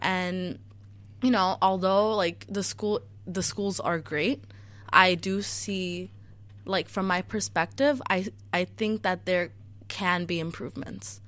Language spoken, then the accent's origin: English; Chicago, Illinois, United States; also born or lived in Niles Township; I grew up in Chicago public schools